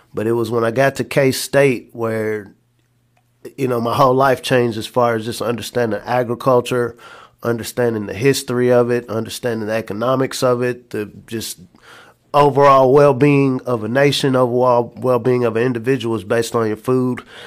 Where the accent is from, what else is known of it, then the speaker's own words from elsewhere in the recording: Lexington, Kentucky, United States; also born or lived in McComb, Mississippi; So I'm originally from Macomb, Mississippi, but I, uh, grew up in Lexington